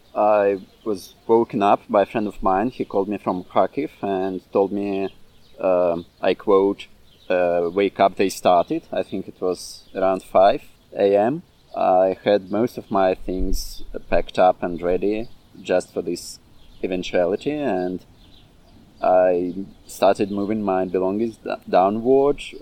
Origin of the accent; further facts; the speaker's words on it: Crimea, Ukraine; moved away; I'm an anarchist from Ukraine, uh, Crimea